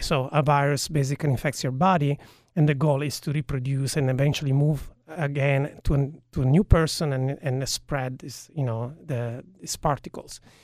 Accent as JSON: {"language": "English", "town": "Turin", "region": "Piedmont", "country": "Italy", "tie": "born or raised there", "moved": "yes", "lives_now": "United States", "said": "I was born in Italy, in a, in a city called Torino, which is in northwest of Italy"}